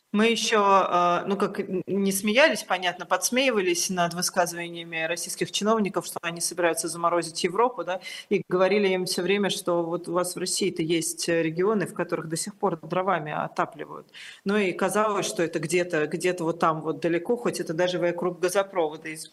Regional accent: Tbilisi, Georgia; я родилась в Тбилиси

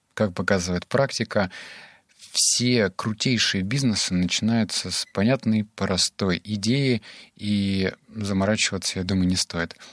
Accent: Novosibirsk, Novosibirsk Oblast, Russia; сам я из Новосибирска

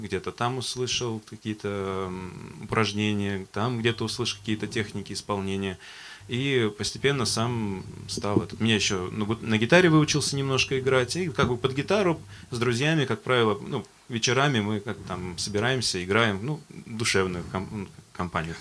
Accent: Astrakhan, Astrakhan Oblast, Russia; мне 30 лет. А, я коренной астраханец.

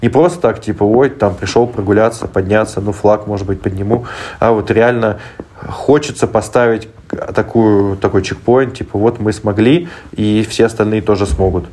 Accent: Moscow, Russia; moved away; я сам из Москвы, у меня там живут э, родители

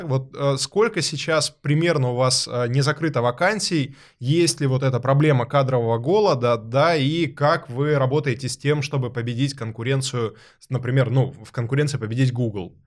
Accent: Rostov-on-Don, Rostov Oblast, Russia; Я родом из Ростова-на-Дону

